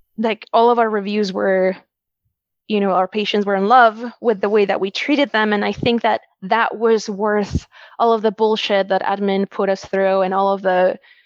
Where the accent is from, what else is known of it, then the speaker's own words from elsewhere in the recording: Wisconsin, United States; I was born in Wisconsin